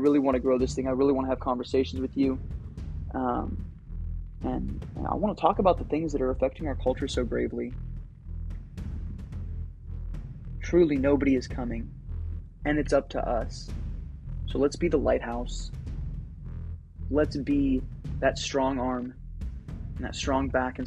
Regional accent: United States; as freeborn American men and women

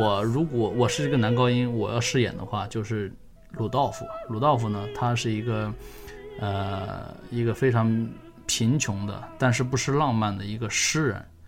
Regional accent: China; moved away as an adult; also born or lived in Singapore; now in Beijing, China; 本身我是中国人，然后我是在零八年底吧，然后去了新加坡工作和生活

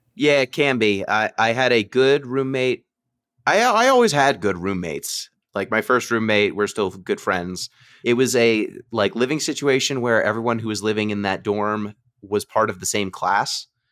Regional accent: New York, United States; I was from New York

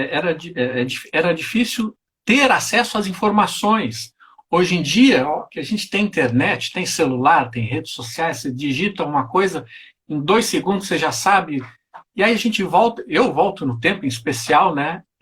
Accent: Porto Alegre, Rio Grande do Sul, Brazil; also born or lived in Rio de Janeiro; Eu sou natural de Porto Alegre.

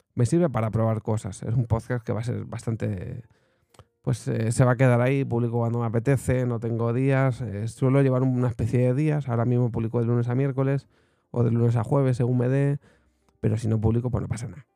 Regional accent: Segovia, Castile and León, Spain; yo soy de Segovia

